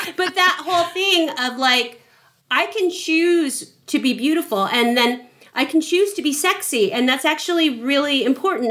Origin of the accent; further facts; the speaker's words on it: San Francisco, California, United States; moved away; I came from San Francisco